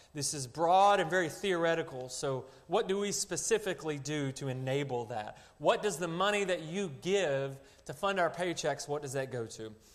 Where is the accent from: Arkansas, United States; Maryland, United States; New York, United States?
Arkansas, United States; moved away as an adult; now in China; I was born and raised in Arkansas